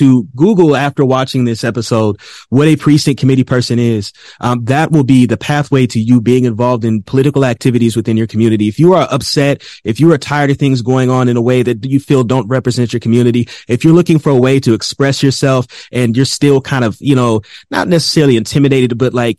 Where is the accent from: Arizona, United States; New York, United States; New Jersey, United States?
Arizona, United States; Phoenix; I am an MC from Phoenix, Arizona